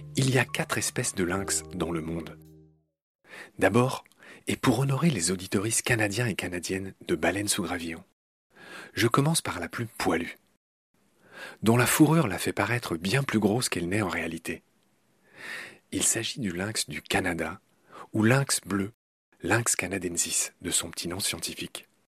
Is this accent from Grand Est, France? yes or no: yes; Lorraine, Grand Est, France; je suis lorrain